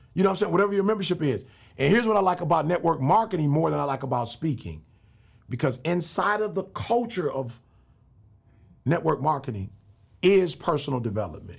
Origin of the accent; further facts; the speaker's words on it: Michigan, United States; I grew up in Michigan